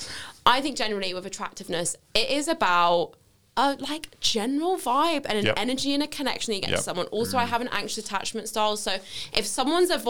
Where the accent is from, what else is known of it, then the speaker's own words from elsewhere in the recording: London, United Kingdom; accent: southwest London; moved away; I'm from Wimbledon originally, so it's very southwest wanky